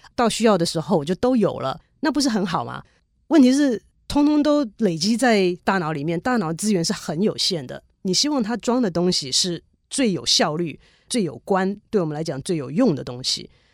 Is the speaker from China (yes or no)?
no; Taiwan; 小的时候，在台湾的时候念历史啊，地理啊